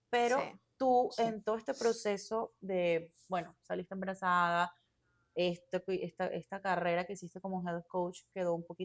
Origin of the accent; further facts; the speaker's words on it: Venezuela; moved away; eh, soy venezolana, eh, me vine hace ya casi 10 años aquí.